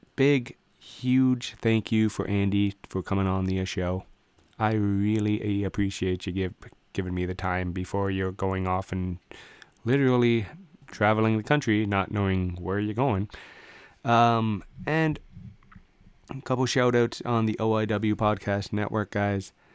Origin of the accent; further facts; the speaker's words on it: Canada; I'm a Canadian guy